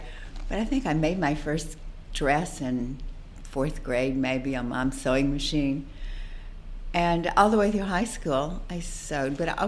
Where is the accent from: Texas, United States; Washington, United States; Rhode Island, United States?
Texas, United States; West; Well, I grew up in West Texas, small town in West Texas. It was not the Milan of the West.